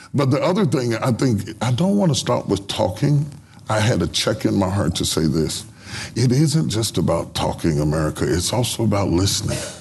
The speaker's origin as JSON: {"language": "English", "region": "West Virginia", "country": "United States", "said": "I'm from West Virginia"}